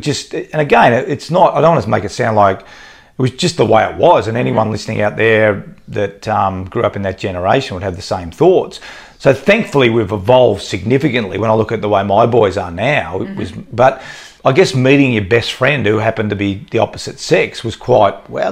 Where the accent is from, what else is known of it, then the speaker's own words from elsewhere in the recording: Australia; as a guy growing up in Australia